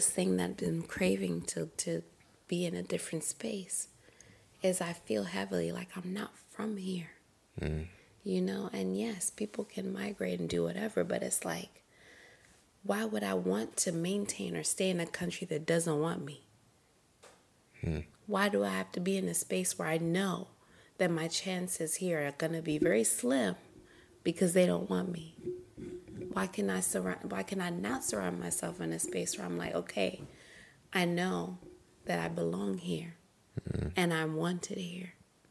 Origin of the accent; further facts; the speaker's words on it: Zimbabwe; now in United States; even though I'm still here in America, I'm still Zimbabwean